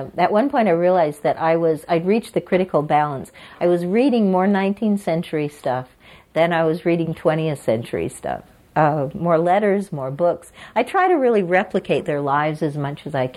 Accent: Aberdeen, South Dakota, United States; my hometown of Aberdeen, South Dakota

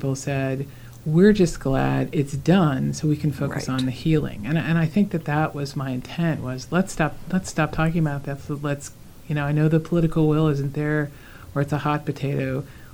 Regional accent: United States

